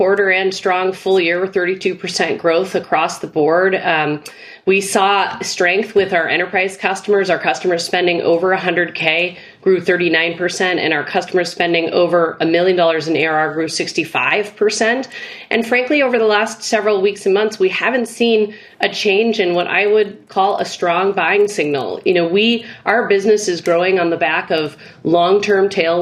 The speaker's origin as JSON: {"language": "English", "region": "Midwest", "country": "United States", "said": "as a Midwesterner"}